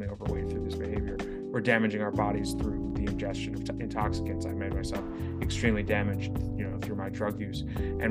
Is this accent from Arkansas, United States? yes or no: no; New York City, New York, United States; I grew up in New York City.